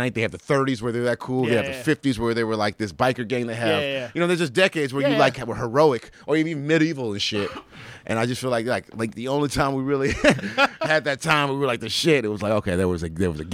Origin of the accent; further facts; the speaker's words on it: San Diego, California, United States; I was born in San Diego